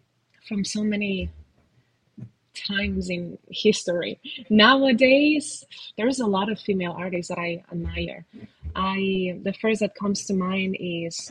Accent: Spain; I come from Spain, so I have all the influence of all that music from my culture

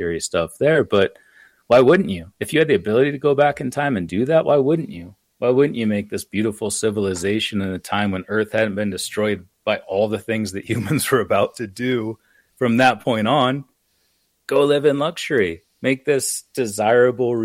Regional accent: United States; I say I'm from America

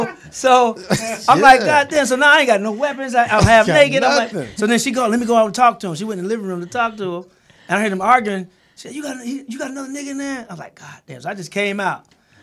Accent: St. Louis, Missouri, United States; moved away; being from St. Louis.

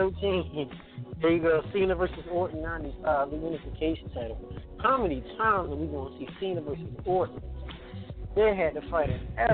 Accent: Baltimore, Maryland, United States; my hometown of Baltimore, Maryland.

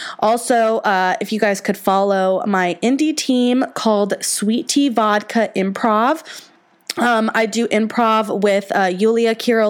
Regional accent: the South, United States; I am from the South

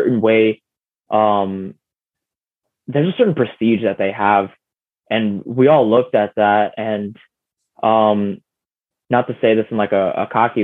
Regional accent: Chicago, Illinois, United States; there was a Giordano's right by my house where I grew up, in Logan Square

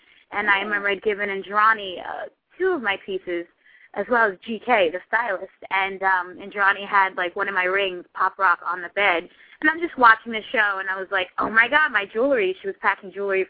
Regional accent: Haiti; moved away; I grew up in Haiti as well

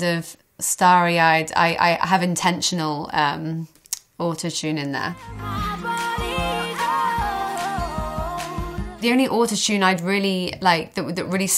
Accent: Hereford, West Midlands, United Kingdom; moved away; I went back to Hereford, back to my hometown

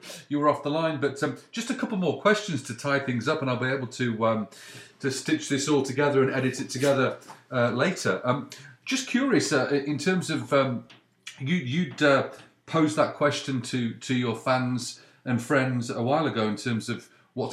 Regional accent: United Kingdom; now in Canada; growing up in Britain

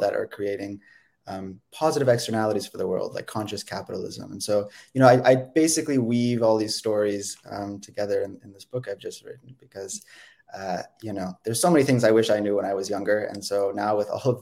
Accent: Silicon Valley, California, United States; I'm from the Bay Area. I grew up in Silicon Valley

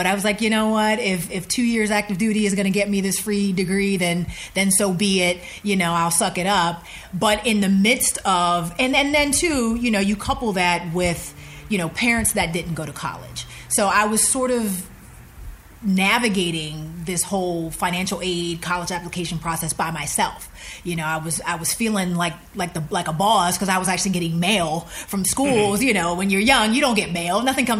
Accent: the North, United States; You know, I'm from the North. You know, we didn't, HBCUs weren't necessarily a thing.

